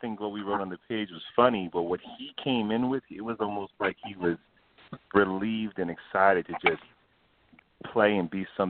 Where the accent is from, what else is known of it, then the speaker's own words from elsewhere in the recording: New York, United States; For me, I'm from New York as well.